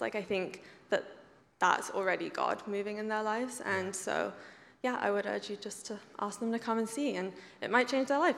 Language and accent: English; England, United Kingdom; moved away as an adult; now in Canada; I grew up in England